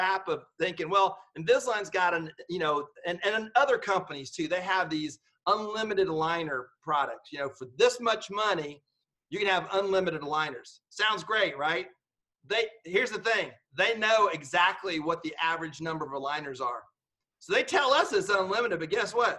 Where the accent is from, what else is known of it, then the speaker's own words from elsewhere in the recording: Georgia, United States; I'm just from Georgia